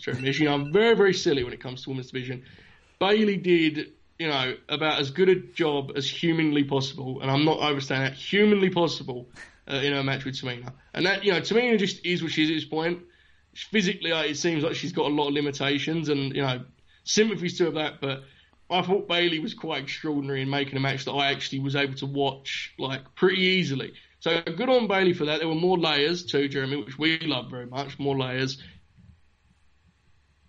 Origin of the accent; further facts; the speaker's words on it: United Kingdom; As a Brit